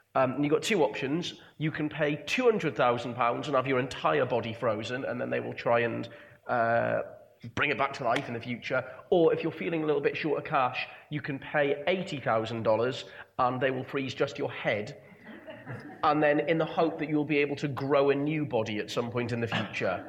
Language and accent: English; England, United Kingdom; speaking as an Englishman